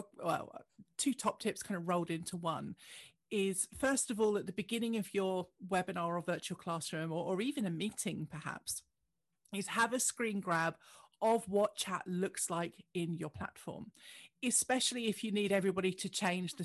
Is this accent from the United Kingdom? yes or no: yes; United Kingdom; I'm British